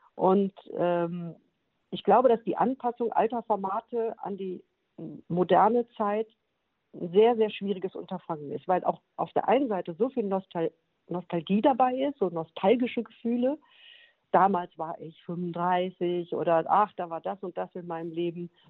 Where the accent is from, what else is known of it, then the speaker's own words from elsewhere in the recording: Bottrop, North Rhine-Westphalia, Germany; moved away; in Bottrop im äh, Moviepark, also in meiner alten Heimat